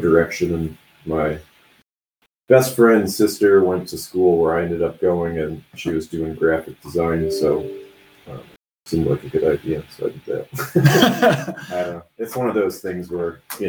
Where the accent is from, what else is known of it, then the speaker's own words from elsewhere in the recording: Midwest, United States; as a Midwesterner